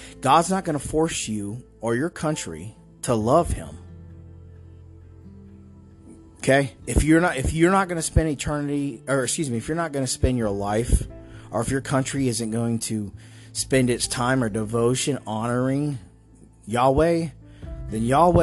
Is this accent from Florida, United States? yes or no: yes; North Florida, United States; I grew up in North Florida, okay? All right, so it's very Southern